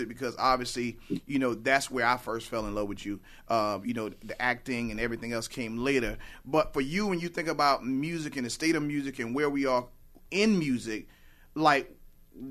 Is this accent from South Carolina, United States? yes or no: yes; Lynchburg, South Carolina, United States; moved away; I'm from South Carolina, and I grew up in a town called Lynchburg, right. South Carolina